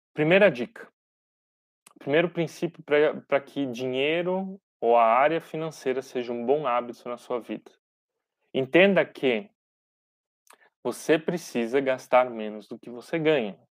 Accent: Brazil; nós, como brasileiros

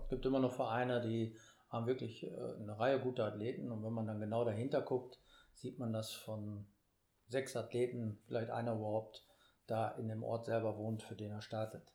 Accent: Münster, North Rhine-Westphalia, Germany; ich komme aus Münster

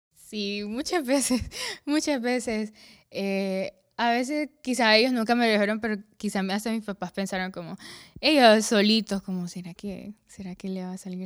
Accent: La Lima, Cortés, Honduras; also born or lived in San Pedro Sula; Nací aquí en San Pedro Sula, pero me crié en La Lima, porque mi colegio está allá en La Lima y pues allá pasé casi toda mi vida

